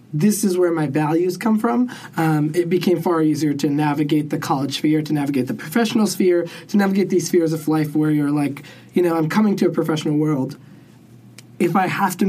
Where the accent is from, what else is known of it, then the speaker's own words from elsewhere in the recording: Buffalo, New York, United States; growing up in Buffalo was in the Buffalo of Sikh community